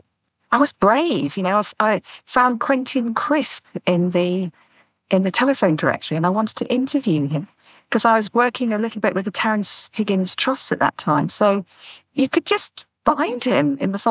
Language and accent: English; Doncaster, Yorkshire and the Humber, United Kingdom; now in North Devon, United Kingdom; I was born in Doncaster in Yorkshire, and I'm currently living in North Devon, just by the sea